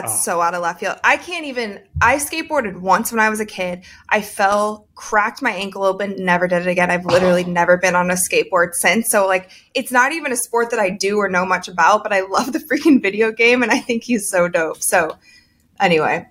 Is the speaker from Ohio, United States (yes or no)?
yes; Ohio, United States; We're both from Ohio